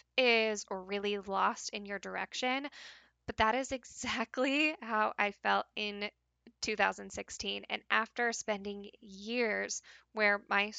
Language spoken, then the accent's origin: English; Pacific Northwest, United States; when I decided to move back to the Pacific Northwest, back to even my hometown, the place where I grew up